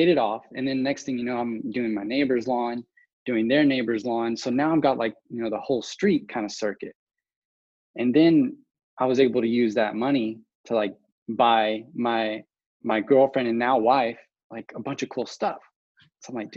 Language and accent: English; West Texas, United States; I grew up in West Texas, which is basically a small town, about 150,000 people at the time.